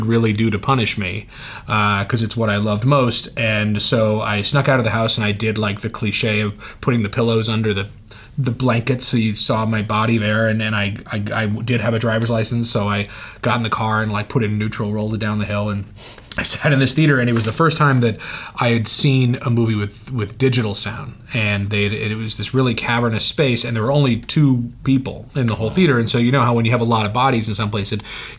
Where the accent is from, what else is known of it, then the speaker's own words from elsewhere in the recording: Oakland, California, United States; moved away as an adult; now in United Kingdom; I grew up in Oakland, California